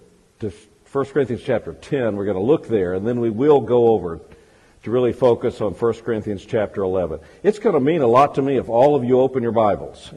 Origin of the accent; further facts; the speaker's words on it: Fordyce, Arkansas, United States; I'm actually not only an Arkansan, but I'm a southern Arkansan. I was born in Fordyce